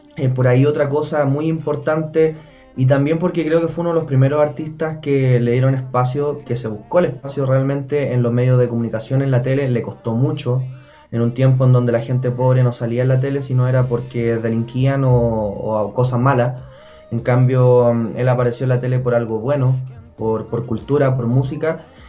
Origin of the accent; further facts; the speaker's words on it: Bulnes, Ñuble, Chile; Vengo de una población, de un barrio muy humilde en, en Bulnes, en la región de Ñuble